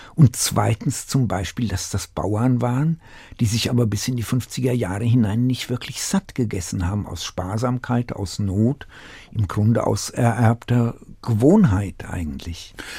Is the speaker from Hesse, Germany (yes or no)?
yes; Staufenberg, Hesse, Germany; also born or lived in Tachov, Bohemia / Uzès, France; in meiner Kindheit im Dorf, der war auf Hessisch